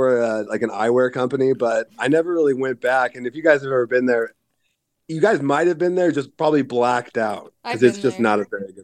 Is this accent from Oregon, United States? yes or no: yes; Portland, Oregon, United States; moved away; also born or lived in California; I grew up in Portland